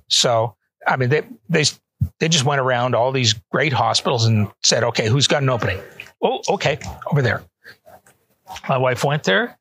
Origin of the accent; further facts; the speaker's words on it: Canada; also born or lived in Atlanta, United States; now in Toronto, Canada; Both my wife and I are Canadian citizens, mm-hmm. natives. We were born there, mm-hmm. so we were able to move back